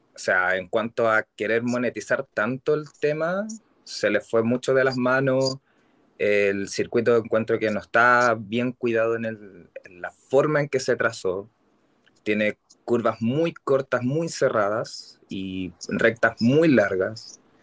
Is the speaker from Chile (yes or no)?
yes; Santiago, Santiago Metropolitan Region, Chile; vivo en Santiago, acá en Chile. Soy totalmente capitalino